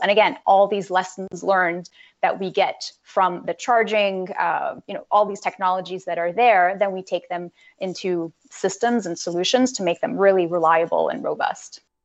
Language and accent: English; Canada; as a Canadian